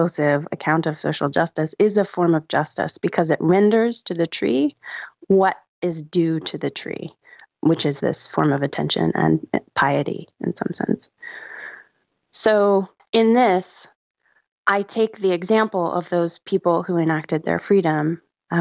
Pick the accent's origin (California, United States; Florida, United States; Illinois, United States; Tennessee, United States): Florida, United States; Gulf Coast of; moved away; I grew up on the Gulf Coast of the United States in Florida